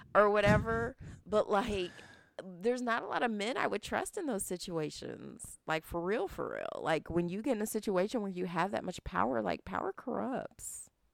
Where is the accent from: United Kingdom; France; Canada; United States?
United States; being American